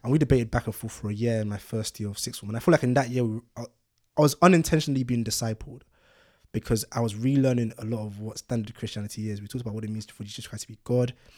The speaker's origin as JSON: {"language": "English", "region": "London", "country": "United Kingdom", "tie": "born or raised there", "also_born_or_lived": "Ibadan, Nigeria", "said": "I was born in Nigeria, Ibadan, and moved to London when I was six"}